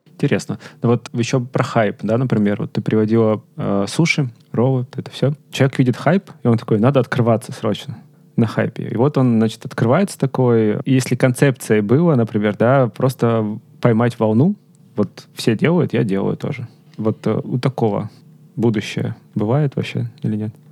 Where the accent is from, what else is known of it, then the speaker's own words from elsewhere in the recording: Rostov-on-Don, Rostov Oblast, Russia; я из Ростова